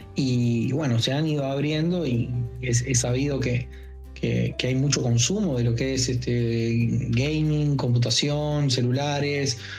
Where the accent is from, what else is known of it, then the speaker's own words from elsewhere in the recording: Uruguay; dicen que somos un barrio de Brasil o, una provincia de Argentina y es algo muy errado porque nosotros tenemos nuestra propia identidad